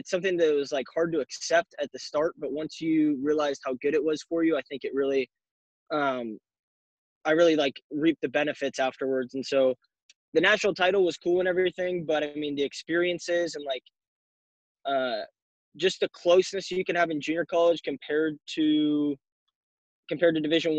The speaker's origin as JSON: {"language": "English", "town": "Eugene", "region": "Oregon", "country": "United States", "said": "You know, I was down from Eugene, then I went to Mariana, Florida, which is not anywhere close."}